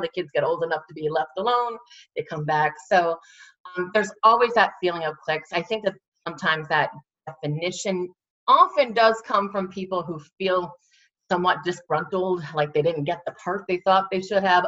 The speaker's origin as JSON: {"language": "English", "town": "Williamsport", "region": "Pennsylvania", "country": "United States", "tie": "born or raised there", "said": "I grew up in Williamsport."}